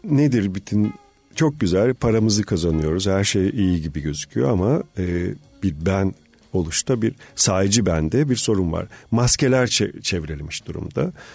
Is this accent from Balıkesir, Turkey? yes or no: yes; Marmara Island, Balıkesir, Turkey; ben bir ada doğumluyum. Marmara Adası'nda doğdum